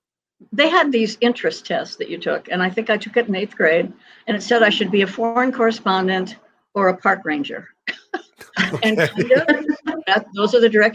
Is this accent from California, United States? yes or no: no; Pittsburgh, Pennsylvania, United States; moved away as an adult; also born or lived in Ohio / New York City; now in Wyoming, United States; Pittsburgh, Pennsylvania.